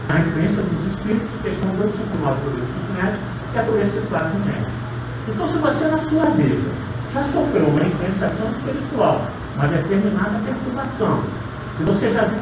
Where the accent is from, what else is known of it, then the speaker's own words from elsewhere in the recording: Paraíba do Sul, Rio de Janeiro, Brazil; Eu sou natural lá de Paraíba do Sul.